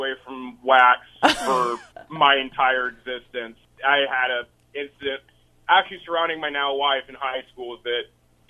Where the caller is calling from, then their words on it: Monroe, United States; Monroe. I'm on my way down to Eddyville for work.